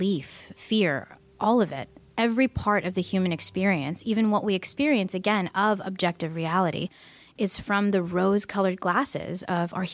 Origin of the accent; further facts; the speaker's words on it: East Bay, California, United States; I grew up actually in the East Bay my entire life